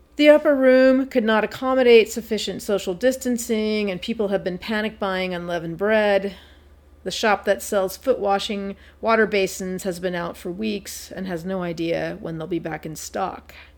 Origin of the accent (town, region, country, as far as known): San Francisco Bay Area, California, United States; born or raised there